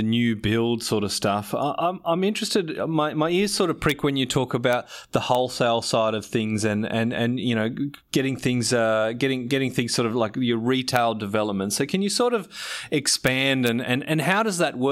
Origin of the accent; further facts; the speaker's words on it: Australia; me growing up in Australia